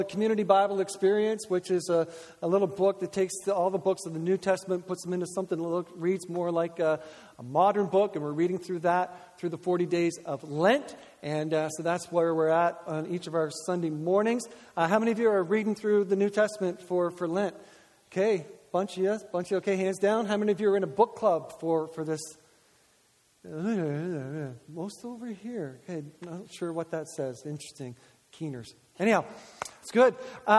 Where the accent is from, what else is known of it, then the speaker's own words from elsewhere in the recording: the Maritimes, Canada; We're from the Maritimes